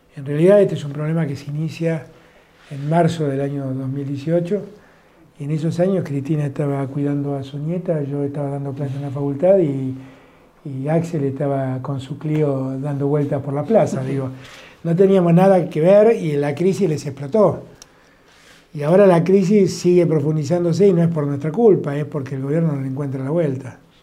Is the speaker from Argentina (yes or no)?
yes; Buenos Aires, Argentina; soy muy porteño y quiero mi ciudad